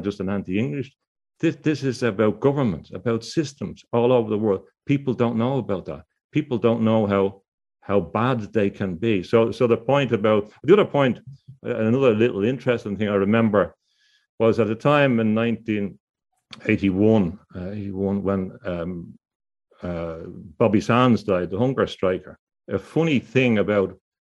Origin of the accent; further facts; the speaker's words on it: Dublin, Leinster, Ireland; When I was growing up in Dublin